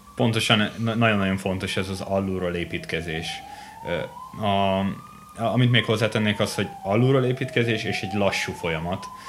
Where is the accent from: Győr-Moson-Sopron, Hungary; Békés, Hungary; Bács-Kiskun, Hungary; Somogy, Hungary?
Győr-Moson-Sopron, Hungary; Győr; Győrben születtem